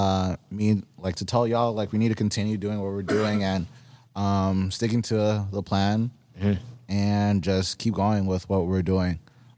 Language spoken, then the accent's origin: English; New York, United States; Yeah, you hear my accent. I'm from New York.